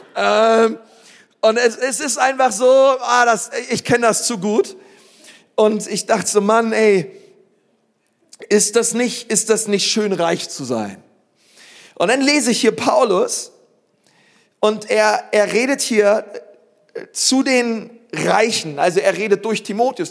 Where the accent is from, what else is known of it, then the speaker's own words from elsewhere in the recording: Berlin, Germany; Ich bin aufgewachsen in Berlin-Spandau